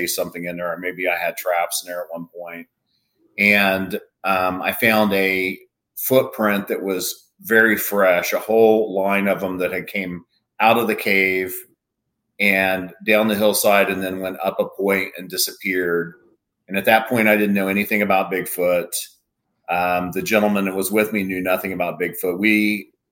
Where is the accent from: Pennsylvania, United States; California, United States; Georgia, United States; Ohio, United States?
Ohio, United States; Lancaster; also born or lived in Vinton County, Ohio; I'm originally from Lancaster, Ohio, which is just north of Athens and Vinton County. But my family is all from Vinton County and Athens County. And I grew up in one of the original outdoors families from Vinton County